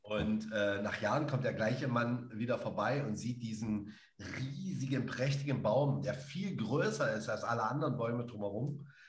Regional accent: Dessau, Saxony-Anhalt, Germany; da in Zivik aufzuwachsen am Bauhaus

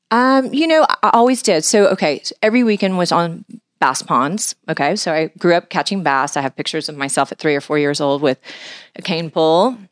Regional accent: Houston, Texas, United States; was born and raised in Houston, Texas.

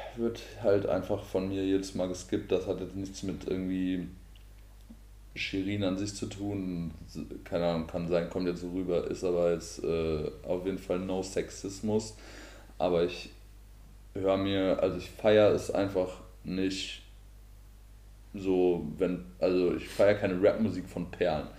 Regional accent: Marburg, Hesse, Germany; ich komme aus äh, Marburg, aus Hessen

